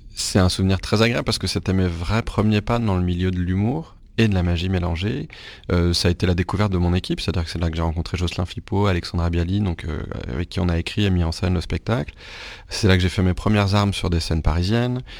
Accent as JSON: {"language": "French", "town": "Rennes", "region": "Brittany", "country": "France", "tie": "born or raised there", "said": "je suis né à Rennes, en Bretagne. Donc je suis, je suis, breton, pas pure souche, mais breton de naissance"}